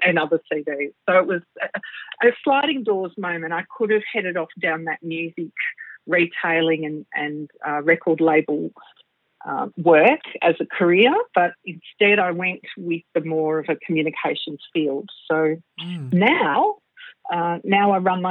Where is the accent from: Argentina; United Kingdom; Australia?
Australia; Melbourne, Victoria; also born or lived in Singapore; I was born in Melbourne, Australia, at the lovely Brighton Public Hospital many, many years ago, which was a tiny little hospital. And I have, of course, grown up in Melbourne, but lived in Singapore for a couple of years in my early teens